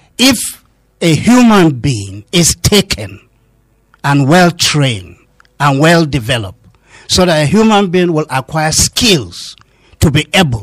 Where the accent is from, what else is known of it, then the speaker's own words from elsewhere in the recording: Kaduna State, Nigeria; I'm part of Southern Kaduna. I'm from Southern Kaduna.